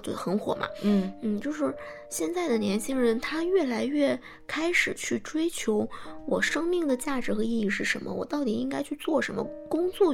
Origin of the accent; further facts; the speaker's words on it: Changchun, Jilin, China; now in Beijing, China; 我是长春人